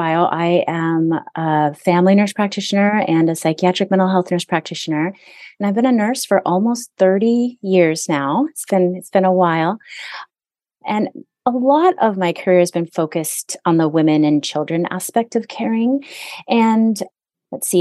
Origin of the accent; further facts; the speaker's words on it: Hawaii, United States; now in Southern California, United States; I do live in Southern California. I'm away from Hawaii